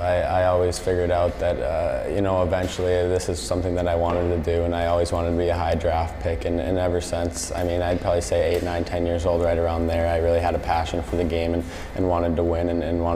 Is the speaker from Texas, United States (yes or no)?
no; Minnesota, United States; just growing up in Minnesota, all my buddies were playing hockey